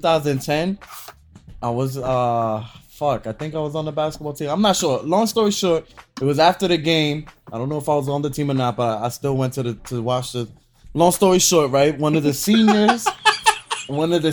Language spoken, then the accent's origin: English; New York, United States; I'm from New York.